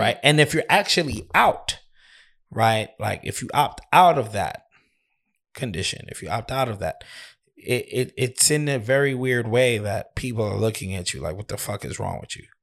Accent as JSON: {"language": "English", "country": "United States", "said": "we're American"}